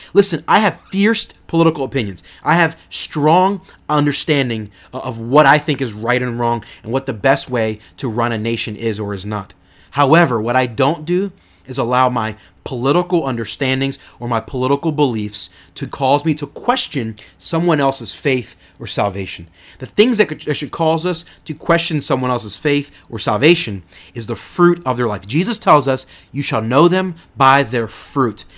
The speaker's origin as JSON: {"language": "English", "country": "United States", "said": "me as an American"}